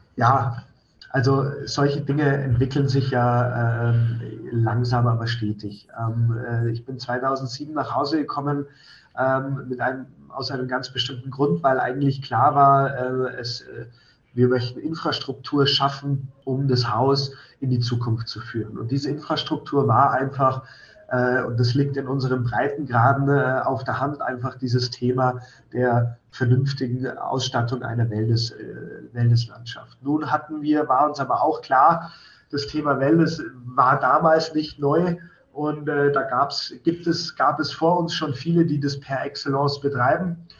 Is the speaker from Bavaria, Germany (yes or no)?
yes; Schwangau, Bavaria, Germany; Wir sind zwar hier mit im Hotel aufgewachsen